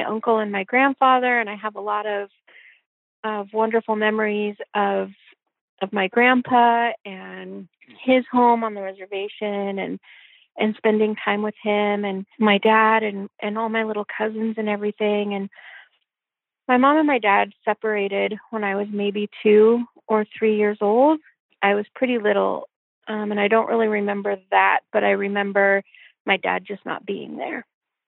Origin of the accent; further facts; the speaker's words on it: Olympia, Washington, United States; also born or lived in Yelm, Washington; I was born in Olympia, Washington in 1973, June 1973